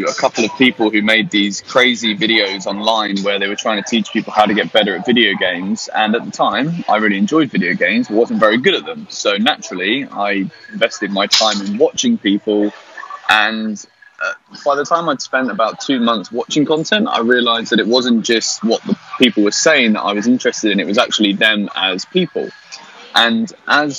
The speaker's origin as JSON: {"language": "English", "town": "Newbury", "region": "South East England", "country": "United Kingdom", "said": "I'm from Newbury"}